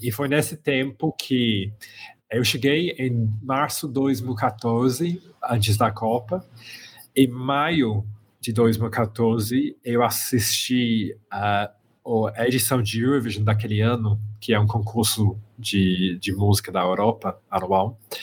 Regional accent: Birmingham, West Midlands, United Kingdom; Portuguese is a second language; moved away as an adult; also born or lived in London / Belo Horizonte; eu nasci na Inglaterra, eu sou britânico, é, eu venho do centro da Inglaterra, de uma cidade que se chama Birmingham, é, e cresci mais ou menos sempre lá no, no meio da, da Inglaterra

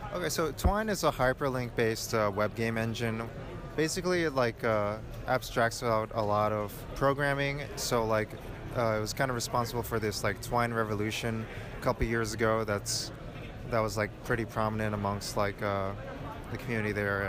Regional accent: New York, United States; I'm from New York and it's like really loud and noisy

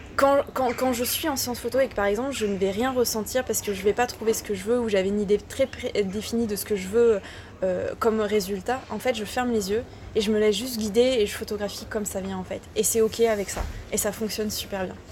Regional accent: Ardèche, Auvergne-Rhône-Alpes, France; moved away as an adult; je viens d'Ardèche, donc euh, tu vois, là, c'est le, c'est le travail de la terre

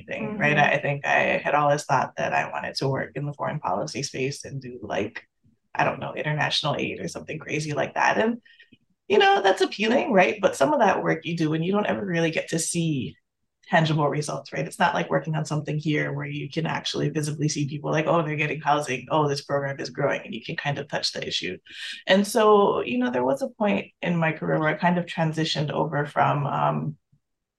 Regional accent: Hawaii, United States; moved away; I grew up in Hawaii

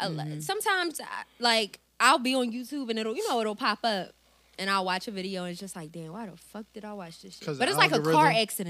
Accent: Philadelphia, Pennsylvania, United States; I'm like, "We're from Philly."

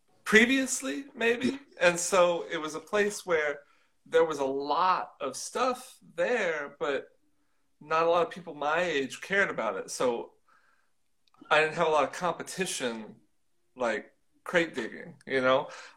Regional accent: Kansas City, Missouri, United States; moved away as an adult; now in Chicago, United States; I was born in Kansas, but grew up on the Missouri side.

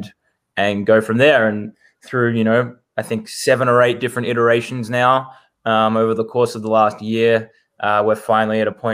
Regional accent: Melbourne, Victoria, Australia; moved away as an adult; now in United States; born and raised in Melbourne, Australia

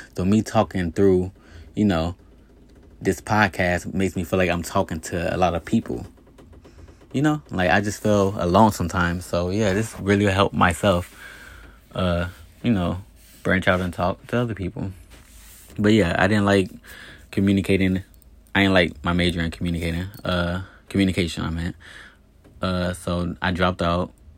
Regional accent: East Chicago, Indiana, United States; moved away; also born or lived in Gary, Indiana / Hammond, Indiana / Las Vegas, Nevada; I was born in Gary, Indiana. I grew up in Hammond, Indiana, in East Chicago, Indiana. I lived in East Chicago, Indiana my whole life.

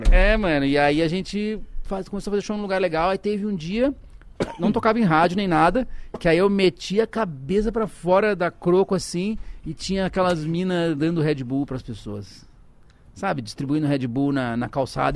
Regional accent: Porto Alegre, Rio Grande do Sul, Brazil; moved away as an adult; also born or lived in Ceará; now in São Paulo, Brazil; Eu nasci no Ceará, mas eu vivi a vida inteira no Rio Grande do Sul

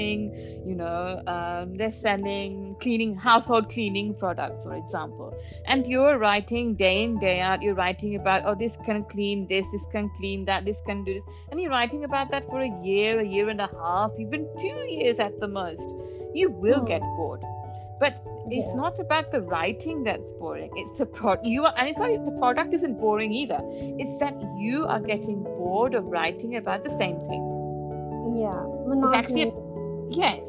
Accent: London, United Kingdom; also born or lived in Kolkata; I was born and raised in London

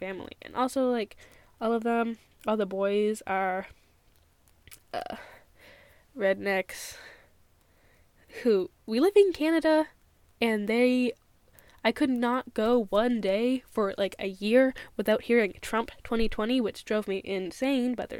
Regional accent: United States; also born or lived in Thailand; So we moved, just me and her, to the States because her aunts lived there

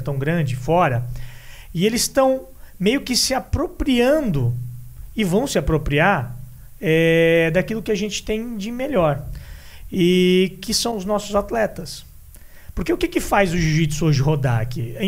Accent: Brazil; a gente aqui, como brasileiro

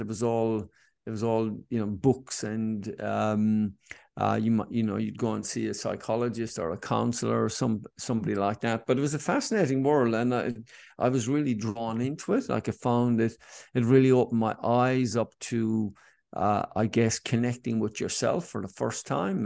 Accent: Cork, Munster, Ireland; now in Sydney, Australia; growing up in Ireland and in Cork

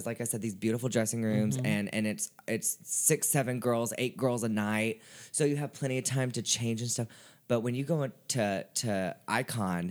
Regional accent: Nashville, Tennessee, United States; I'm born and raised in Nashville.

